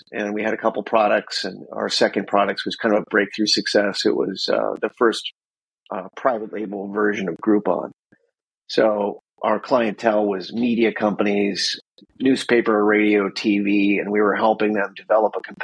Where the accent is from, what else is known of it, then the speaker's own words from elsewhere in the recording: Wisconsin, United States; moved away as an adult; now in San Diego, United States; I grew up in Wisconsin, so, you know, 3,000 miles away from San Diego here.